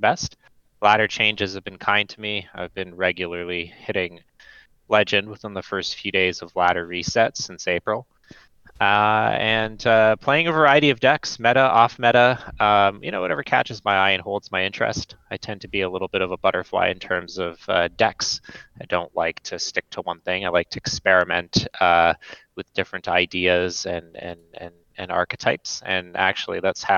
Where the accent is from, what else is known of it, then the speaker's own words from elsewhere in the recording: Canada; moved away as an adult; now in Pacific Northwest, United States; I am also Canadian